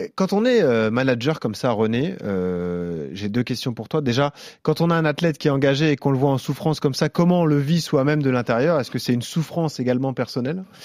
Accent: France; nous, en tant que Français

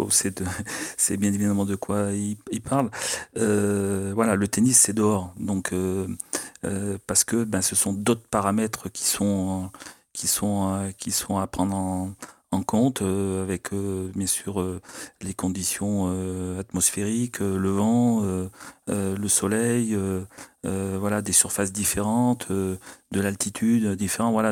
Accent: France; on a un tournoi chez nous du Grand Chelem et en tant que Français

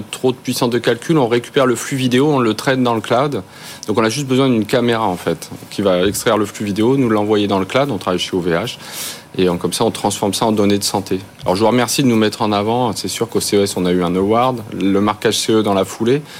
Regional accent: France; Nous, on est, on est français, on veut rester en France.

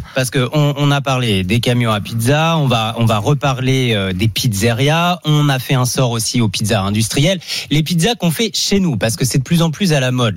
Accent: France; chez nous en France

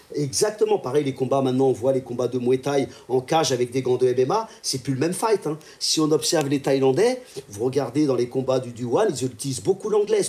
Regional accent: France; je sois français

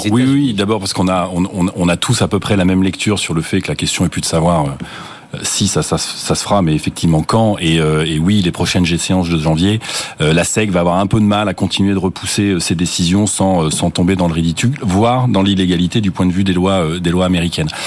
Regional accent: France; chez nous, en France, en Europe

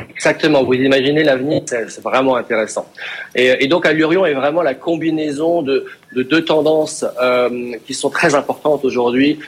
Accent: France; en tant que Français

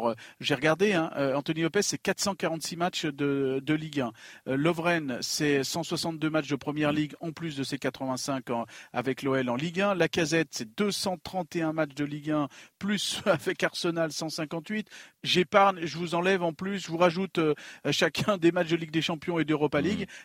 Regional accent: Lyon, Auvergne-Rhône-Alpes, France; Écoute, si, je suis lyonnais

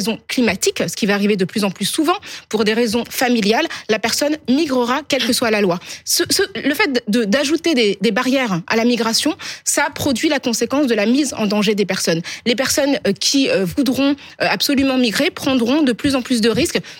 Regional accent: France; Je suis française comme vous

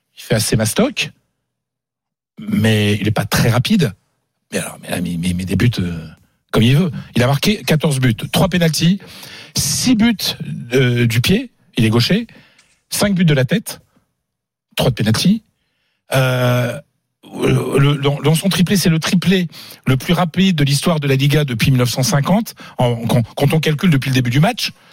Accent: France; je suis français

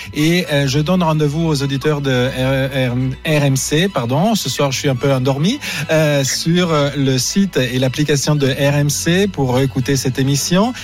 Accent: Italy; je suis italien aussi

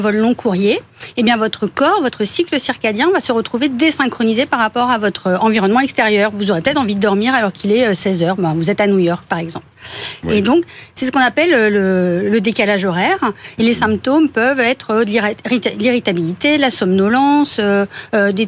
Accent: Brest, Brittany, France; moved away as an adult; also born or lived in Toulouse / Paris; je suis née à Brest

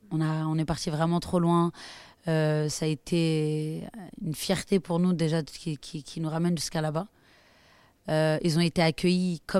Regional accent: France; Parce que quoi qu'il arrive, je suis française, tu vois. Mais le Maroc, c'est le Maroc.

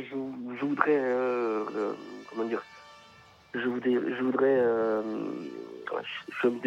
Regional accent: France; pas ivoirien d'origine, français. Je suis né en France et je supporte la Côte d'Ivoire.

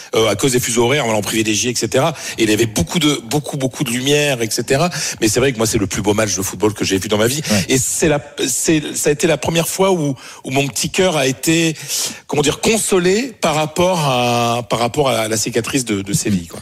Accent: Pas-de-Calais, Hauts-de-France, France; now in Paris, France; j'habite à Paris, mais je suis du Pas-de-Calais

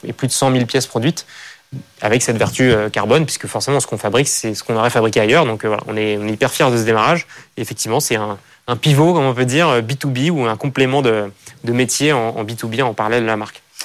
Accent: France; mon environnement, là où j'ai grandi, et à cette idée que c'est voilà, un pays magnifique

